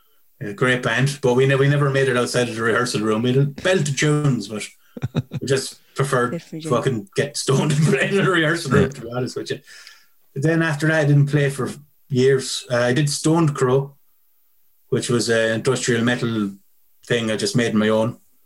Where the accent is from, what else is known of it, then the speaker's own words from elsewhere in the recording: Clonmel, Tipperary, Ireland; Clonmel. Well, outside Clonmel.